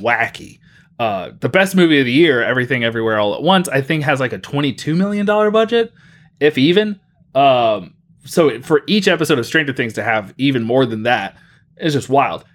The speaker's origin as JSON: {"language": "English", "town": "Mobile", "region": "Alabama", "country": "United States", "tie": "born or raised there", "moved": "yes", "said": "growing up in Mobile, Alabama, we had the Mobile Bay Bears"}